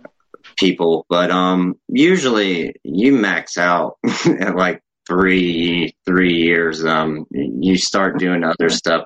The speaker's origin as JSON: {"language": "English", "town": "Augusta", "region": "Georgia", "country": "United States", "tie": "born or raised there", "also_born_or_lived": "Atlanta, Georgia / Chicago, Illinois / Durham area, North Carolina", "said": "I was born in Augusta, Georgia, and I moved up here to Atlanta in 2004"}